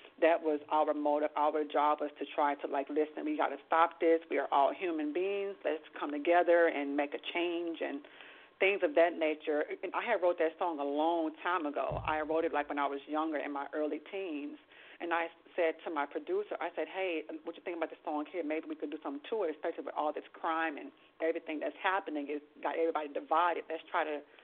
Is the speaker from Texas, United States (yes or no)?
yes; Houston, Texas, United States; now in New York, United States; I grew up in the projects in Third Ward called Kenny Home. That's where I grew up at.